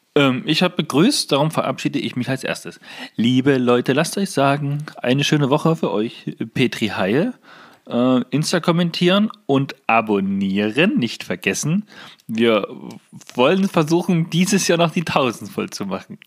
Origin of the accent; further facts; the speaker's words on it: Germany; bei uns in Deutschland